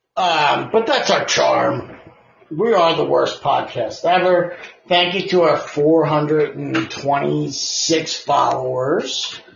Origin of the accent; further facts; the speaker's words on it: Canada; I'm Canadian